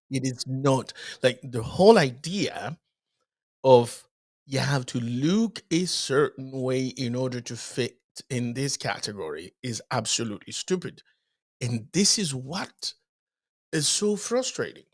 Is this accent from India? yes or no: no; Dominican Republic; moved away; also born or lived in Haiti; I was born in Haiti, grew up in the Dominican Republic.